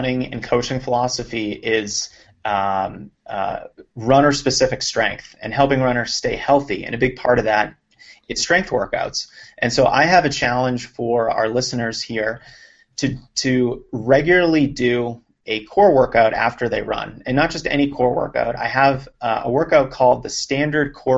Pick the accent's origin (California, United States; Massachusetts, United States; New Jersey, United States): Massachusetts, United States; Lexington; I grew up outside of Boston in a town called Lexington